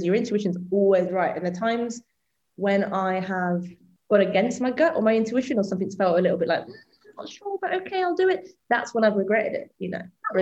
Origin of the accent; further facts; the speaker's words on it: the Midlands, England, United Kingdom; I'm from the Midlands